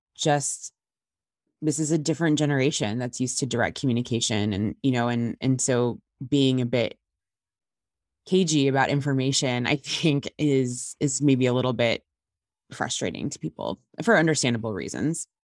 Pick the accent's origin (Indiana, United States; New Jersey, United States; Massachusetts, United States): Indiana, United States; moved away as an adult; I actually just relocated back to my home state of Indiana